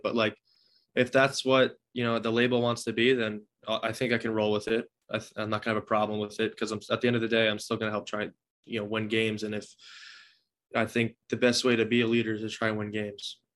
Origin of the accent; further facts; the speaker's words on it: New Jersey, United States; I've always wanted to play for my home state.